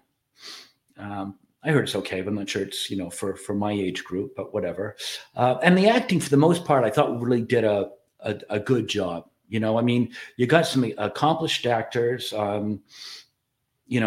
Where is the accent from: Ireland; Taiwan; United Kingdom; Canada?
Ireland; I'm Irish